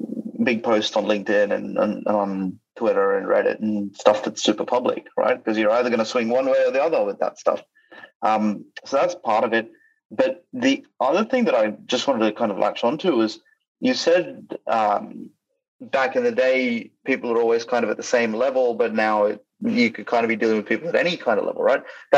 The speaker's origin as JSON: {"language": "English", "country": "India", "also_born_or_lived": "Australia", "said": "Sue me, I'm Indian, right? Like, and I'm Australian at the same time."}